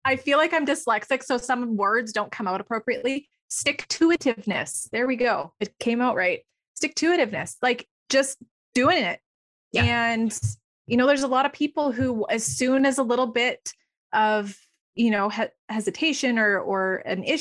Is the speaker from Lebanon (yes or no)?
no; Alberta, Canada; I am from Alberta, Canada